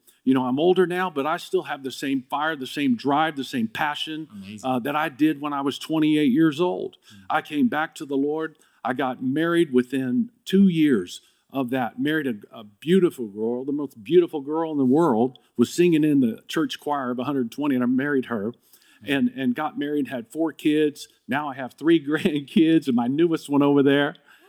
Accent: Dallas, Texas, United States; now in California, United States; Because I came to California from Dallas when we moved out here.

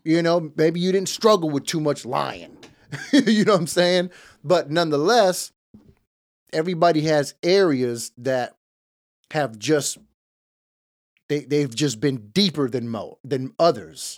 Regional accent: Los Angeles, California, United States; I was born in East L

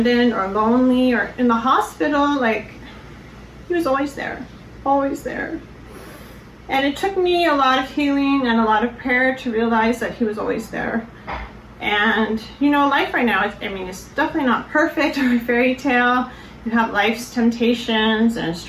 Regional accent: Colorado, United States; I grew up in Colorado and was very involved in my church.

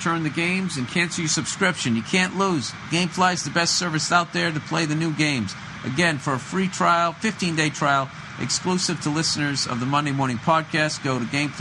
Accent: United States; I'm from the States

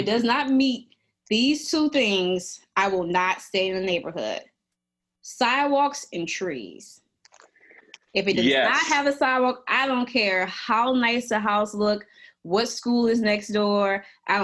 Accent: New Orleans, Louisiana, United States; now in Jackson, United States; I'm from New Orleans

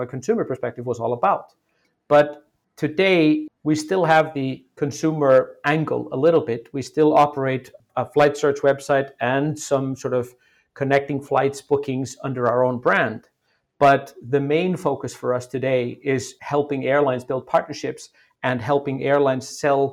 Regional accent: Iceland; moved away as an adult; also born or lived in United States; I'm originally from Iceland, and I went to school. I went to university in the U.S., moved back to Iceland when I was 25

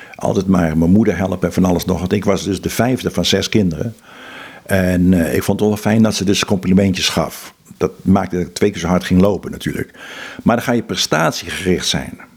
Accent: Netherlands; also born or lived in Philippines

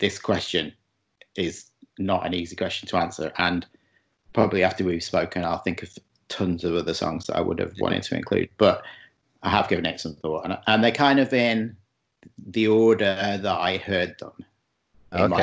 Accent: Chester, North West England, United Kingdom; moved away as an adult; now in Montreal, Canada; I'm from Chester, which is not far from Liverpool

